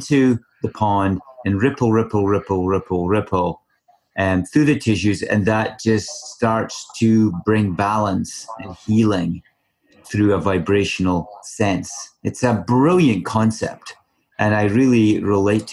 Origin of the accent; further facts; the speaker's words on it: Scotland, United Kingdom; moved away as an adult; now in British Columbia, Canada; growing up in Scotland for 32 years before coming over here to BC